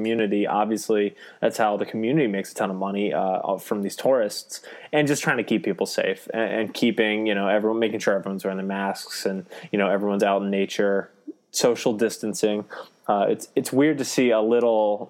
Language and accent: English; Delaware, United States; calling you from suburban Delaware, where I grew up. I'm one of the few Delawareans.